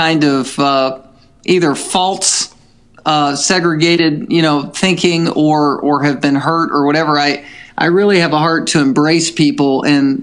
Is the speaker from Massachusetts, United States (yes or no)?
no; Virginia, United States; also born or lived in Chesapeake, Virginia / Southern California / Little Rock, Arkansas; now in Anchorage, United States; I grew up in Virginia, not just as a surfer in Virginia Beach, but I was a little bit more inland earlier on in Chesapeake area